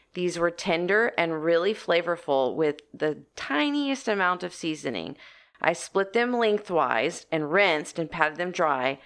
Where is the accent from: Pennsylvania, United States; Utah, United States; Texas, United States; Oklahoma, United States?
Texas, United States; I'm from Texas